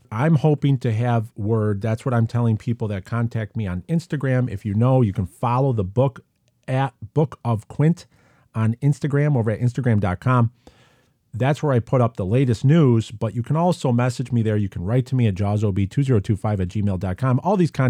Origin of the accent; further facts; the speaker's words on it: California, United States; My family went to a drive-in theater in my hometown in the Imperial Valley of California.